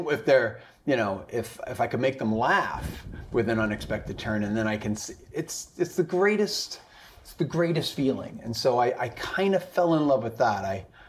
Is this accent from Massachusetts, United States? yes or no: no; Long Island, New York, United States; also born or lived in Boston / Connecticut; From Long Island, New York, actually. I don't know if that means anything, but so Long Island, New York. I went to college in Boston, and then I worked in Connecticut as an engineer for 3 years.